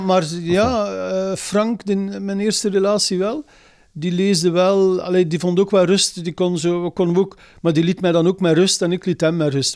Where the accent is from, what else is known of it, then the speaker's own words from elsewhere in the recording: Zaffelare, Flanders, Belgium; also born or lived in Lochristi; Ik ben een boerenzoon, ik kom hier van Zaflaar.